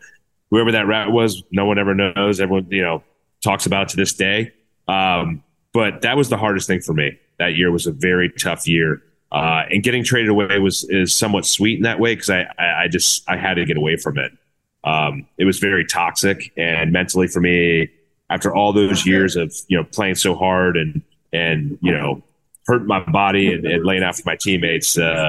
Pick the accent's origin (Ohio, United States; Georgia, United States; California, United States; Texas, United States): Ohio, United States; Cincinnati; I grew up in Cincinnati, so a lot of friends and family I knew in the area.